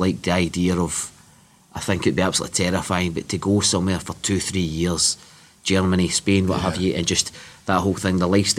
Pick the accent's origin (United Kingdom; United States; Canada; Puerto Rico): United Kingdom; Bishopton, Scotland; I was raised in Bishopton, and even though the families, it's the usual kind of West of Scotland thing, they're either kind of Celtic or Rangers